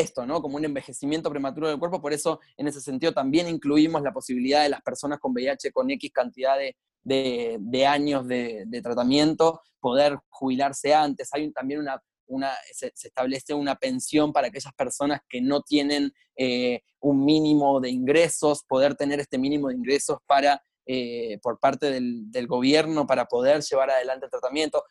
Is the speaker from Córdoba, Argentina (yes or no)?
no; Buenos Aires, Argentina; soy de Argentina, de Buenos Aires